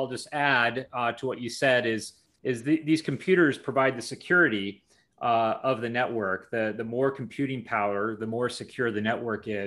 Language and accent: English; Washington, United States; I grew up in Washington State, very close to Chelan County.